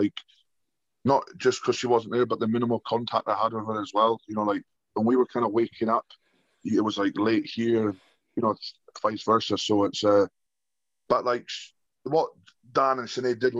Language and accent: English; Scotland, United Kingdom; born or raised there